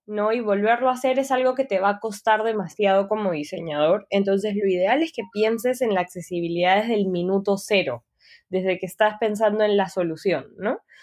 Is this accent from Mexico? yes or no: no; Peru; soy peruana